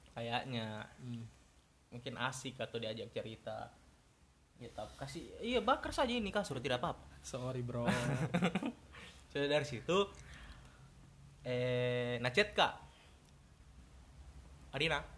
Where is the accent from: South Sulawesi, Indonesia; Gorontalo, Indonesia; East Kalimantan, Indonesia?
South Sulawesi, Indonesia; Sinjai; also born or lived in Selayar; ndak ciga saya orang Sinjai tapi lama kak di selayar